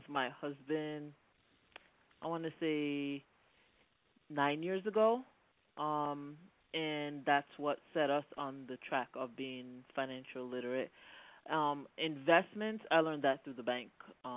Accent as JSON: {"language": "English", "country": "Jamaica", "said": "I am Black Jamaican."}